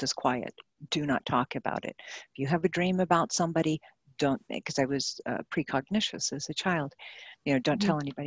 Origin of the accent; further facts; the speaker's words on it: New Mexico, United States; I was raised in New Mexico during the Cold War.